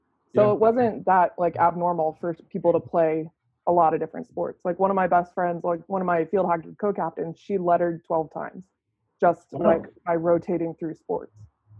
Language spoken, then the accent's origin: English; Virginia, United States; moved away as an adult; also born or lived in North Carolina / Seattle; I'm from Virginia, went to school in North Carolina.